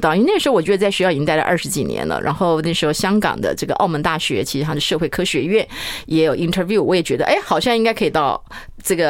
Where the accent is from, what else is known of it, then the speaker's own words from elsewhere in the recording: Chaozhou, Pingtung County, Taiwan; moved away; 因为不是那么多人知道我是出生在潮州。